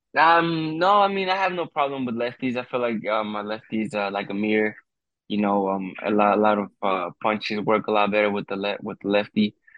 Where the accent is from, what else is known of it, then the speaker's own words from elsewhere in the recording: United States; I'm being being Mexican American